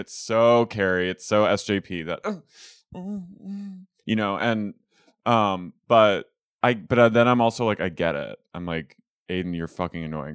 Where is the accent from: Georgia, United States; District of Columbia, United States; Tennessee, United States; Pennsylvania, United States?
Pennsylvania, United States; Philadelphia; I'm from Philadelphia